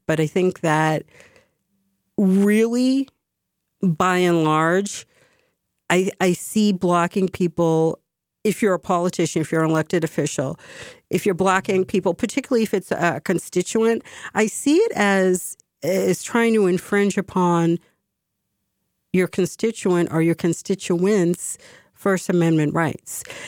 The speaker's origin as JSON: {"language": "English", "region": "Massachusetts", "country": "United States", "said": "my home state"}